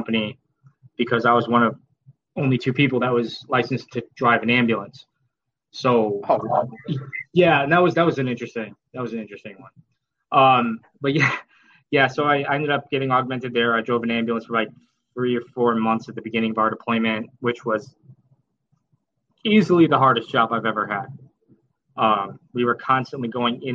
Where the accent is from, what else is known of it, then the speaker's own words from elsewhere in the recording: Arlington Heights, Illinois, United States; I'm originally from Arlington Heights, Illinois, northwest suburb of Chicago